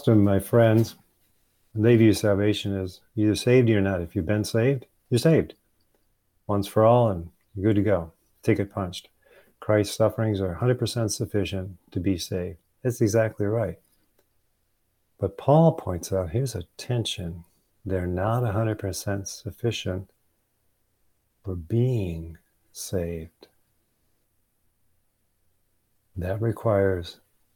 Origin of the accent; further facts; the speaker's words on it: Michigan, United States; moved away; Kathy and I went back to my home state